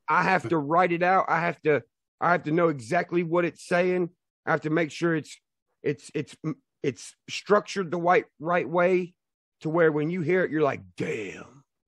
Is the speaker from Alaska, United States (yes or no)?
no; Nashville, Tennessee, United States; I'm from Nashville